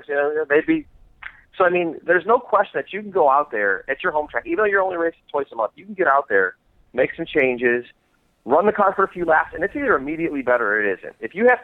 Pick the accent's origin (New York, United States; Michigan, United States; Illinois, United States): Michigan, United States; I grew up in Michigan